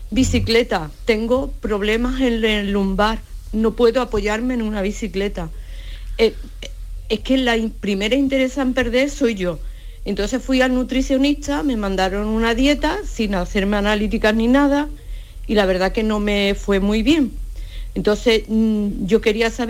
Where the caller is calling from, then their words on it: Seville, Andalusia, Spain; Buenas tardes, soy … de Sevilla.